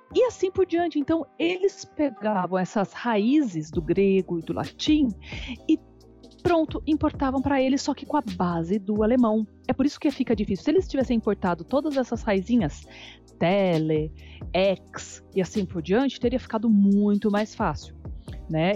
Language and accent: Portuguese; Brazil; also born or lived in Australia; now in Germany; Porque eu cresci no Brasil. Então eu falo que a minha alma é brasileira